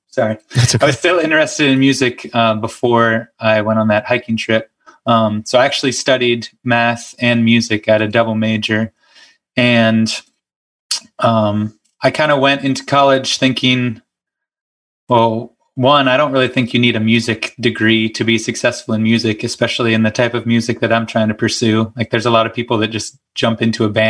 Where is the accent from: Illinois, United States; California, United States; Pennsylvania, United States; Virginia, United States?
Pennsylvania, United States; Moon; also born or lived in Bluffton, Ohio; I grew up in Moon, which is right outside of Pittsburgh